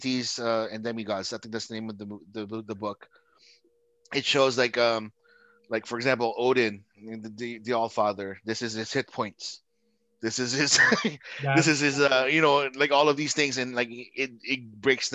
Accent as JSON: {"language": "English", "country": "Philippines", "tie": "born or raised there", "moved": "yes", "said": "I grew up in the Philippines, and I went to school in the Catholic school"}